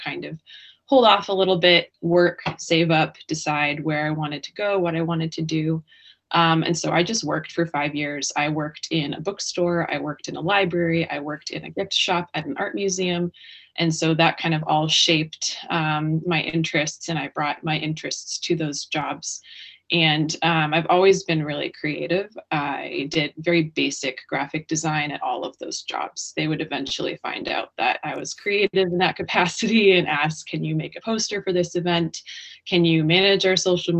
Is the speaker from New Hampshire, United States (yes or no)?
yes; New Hampshire, United States; also born or lived in Northwest Arkansas; I was born in New Hampshire. I grew up here.